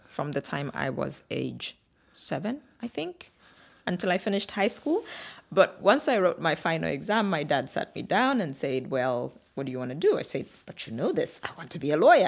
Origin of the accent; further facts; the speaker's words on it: Kitwe, Copperbelt Province, Zambia; moved away as an adult; also born or lived in Samfya, Zambia / Luanshya, Zambia / Lusaka, Zambia; now in Nairobi, Kenya; we moved to a slightly bigger town called Kitwe in the Copperbelt region of Zambia